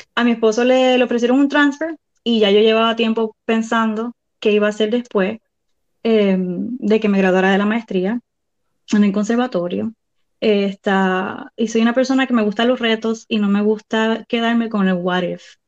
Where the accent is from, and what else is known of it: Puerto Rico; moved away as an adult; also born or lived in Sarasota, Florida / Miami, Florida; now in Clermont, United States